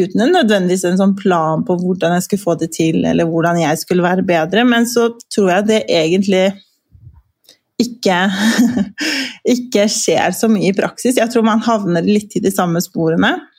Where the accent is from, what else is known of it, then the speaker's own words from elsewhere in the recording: Kosovo; now in Norway; jeg vokste jo opp i Kosovo